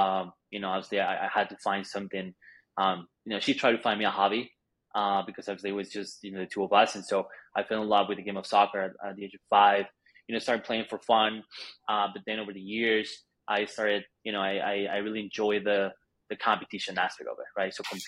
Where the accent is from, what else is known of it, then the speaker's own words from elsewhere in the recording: Bogotá, Colombia; moved away; also born or lived in Argentina; I'm Colombian. I was born in Bogota, Colombia.